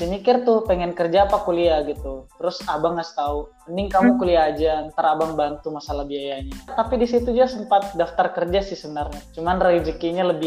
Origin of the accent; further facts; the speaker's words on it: Bontang, East Kalimantan, Indonesia; born there; Saya saya lahir di kota Bontang, tepatnya pada tanggal 30 April 1999.